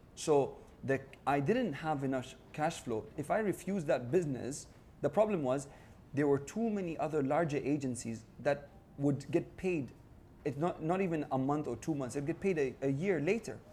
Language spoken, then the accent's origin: English; United Arab Emirates; I'm from the United Arab Emirates